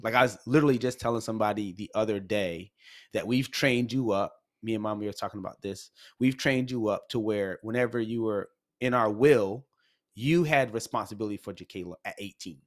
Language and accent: English; Massachusetts, United States; moved away as an adult; also born or lived in North Carolina; we grew up in Massachusetts, uh, well, our teen years